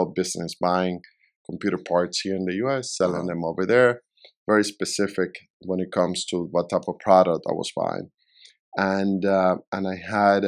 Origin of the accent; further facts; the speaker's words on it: Puerto La Cruz, Anzoátegui, Venezuela; moved away as an adult; also born or lived in Caracas, Venezuela; now in Miami, United States; Caracas, and then I grew up in another city called Puerto La Cruz, which is by the coast.